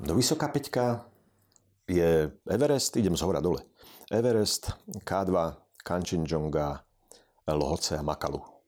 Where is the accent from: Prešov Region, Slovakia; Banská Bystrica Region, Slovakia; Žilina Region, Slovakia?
Prešov Region, Slovakia; Poprad; ja som z Popradu